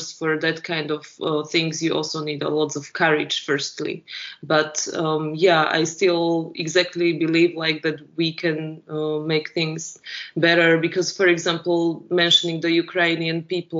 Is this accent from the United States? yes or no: no; Slovakia; born there; English is a second language; It's like I was born in Slovakia, but the last 100 years before, it had so many different names.